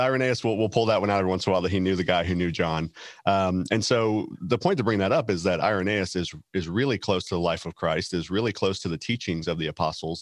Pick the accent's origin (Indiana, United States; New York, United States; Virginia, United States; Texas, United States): Texas, United States; from Texas